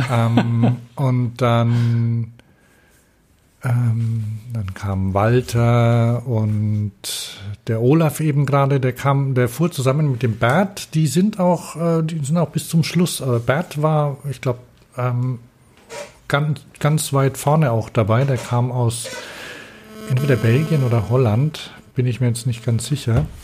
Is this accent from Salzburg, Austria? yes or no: no; Vorarlberg, Austria; Aus Österreich.